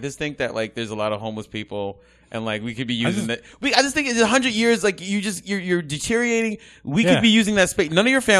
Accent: New York City, New York, United States; Oh, I'm from Brooklyn. I'm from. Oh, born and raised.

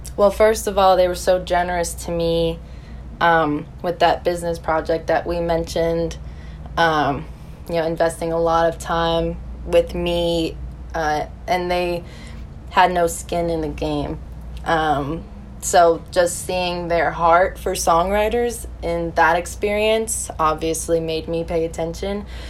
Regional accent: West Milford, New Jersey, United States; moved away as an adult; now in Nashville, United States; I'm from West Milford, New Jersey

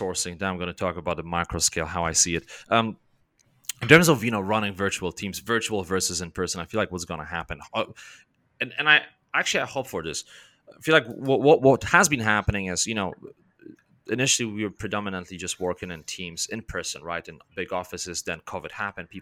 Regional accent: Poland; I'm from Poland

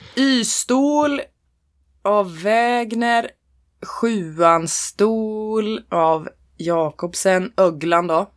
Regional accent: Norrland, Sweden; jag är ändå från Norrland

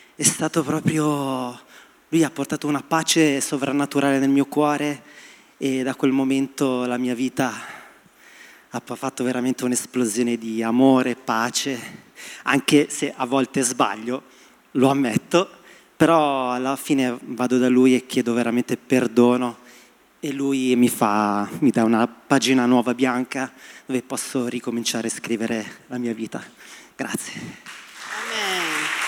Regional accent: Sicily, Italy; now in Milan, Italy; sono arrivato qui a Milano, che sono siciliano

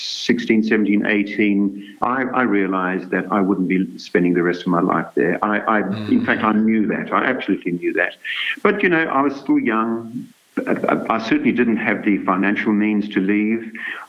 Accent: Durban, KwaZulu-Natal, South Africa; In fact, this was when I was still a child, growing up near Durban.

